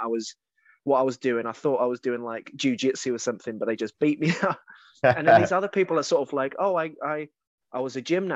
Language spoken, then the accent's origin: English; Kent, South East England, United Kingdom; Growing up in Kent, there wasn't schools down there.